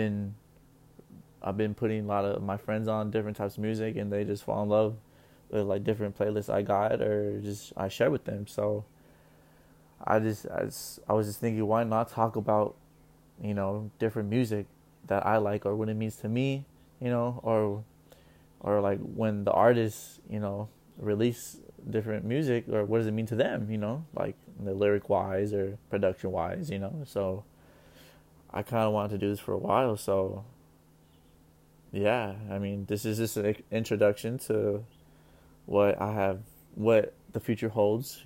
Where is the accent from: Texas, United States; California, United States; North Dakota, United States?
California, United States; I'm from Cali. I'm 20 years old, born October 26, 1999.